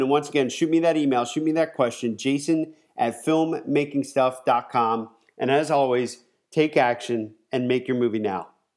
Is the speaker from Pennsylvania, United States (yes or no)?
yes; Pennsylvania, United States; moved away as an adult; also born or lived in Southern California; now in California, United States; I'm from Pennsylvania